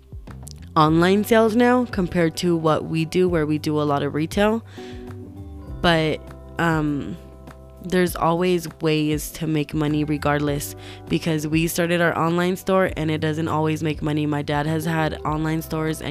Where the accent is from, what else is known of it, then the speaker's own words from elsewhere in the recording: Albuquerque, New Mexico, United States; I'm from Albuquerque, New Mexico